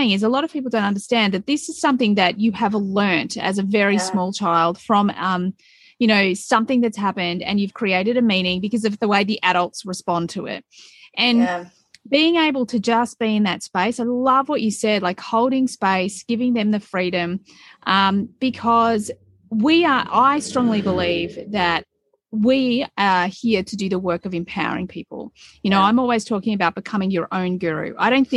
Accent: Melbourne, Victoria, Australia; We've got a city here in Australia called Melbourne, and I grew up in Melbourne

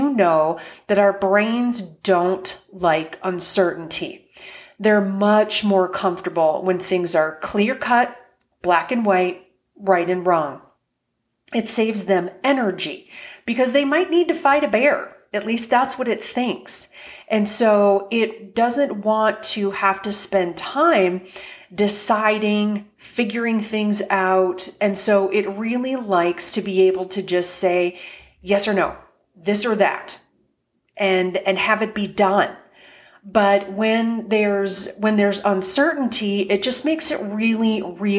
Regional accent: Fargo, North Dakota, United States; I grew up in Fargo, North Dakota

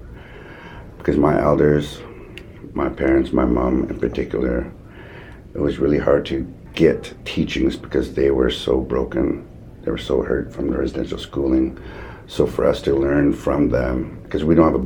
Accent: Chehalis, British Columbia, Canada; I am from Chehalis

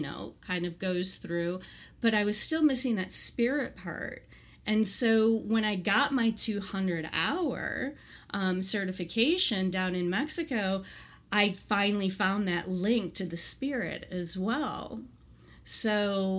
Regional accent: Colombia; English is a second language; also born or lived in Colorado / Galveston Island; now in Galveston, United States; Colombia, where I was born

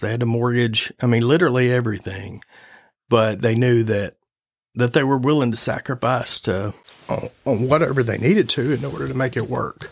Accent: Augusta, Arkansas, United States; growing up in Augusta and being from, from Augusta, uh, growing up on a farm

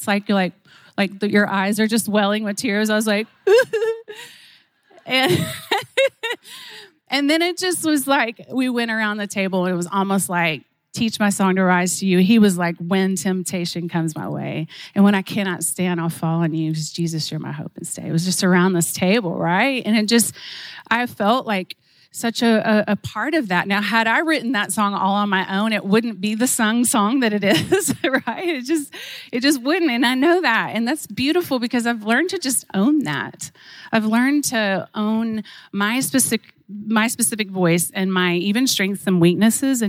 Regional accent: Oklahoma, United States; I was raised in Oklahoma, just a country girl at heart.

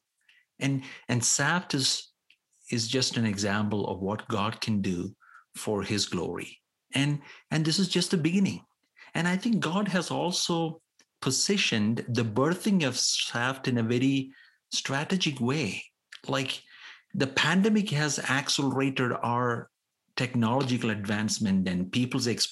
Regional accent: India; as an Indian

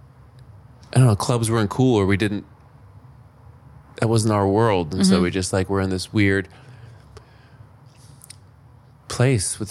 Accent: Los Angeles, California, United States; moved away as an adult; also born or lived in New York; I was born

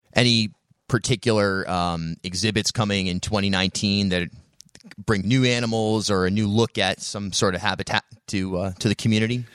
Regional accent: Charlestown, Rhode Island, United States; I grew up in Charlestown out in the woods and spent a lot of time hanging out with turtles

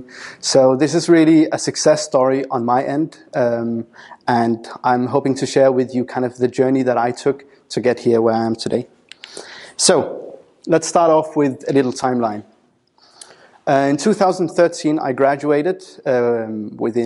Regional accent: Denmark; moved away as an adult; now in United Kingdom; I moved away from Denmark, where I had grown up, and came over to the UK to work as a senior data analyst

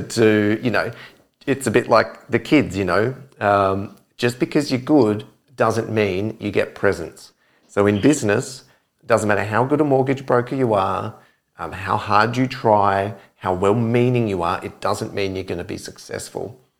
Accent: Adelaide, South Australia, Australia; moved away; I'm from Adelaide originally

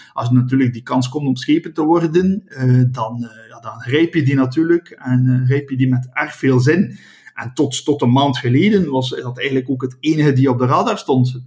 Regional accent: West Flanders, Belgium; Ik ben een West-Vlaming

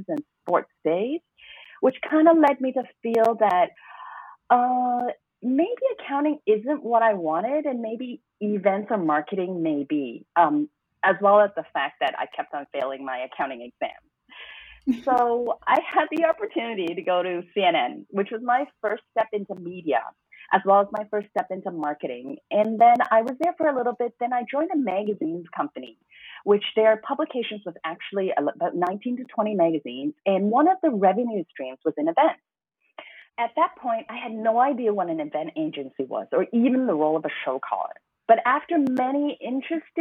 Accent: Hong Kong; also born or lived in Toronto, Canada; although I was born in Toronto, Canada, I actually grew up and fell in love with Hong Kong

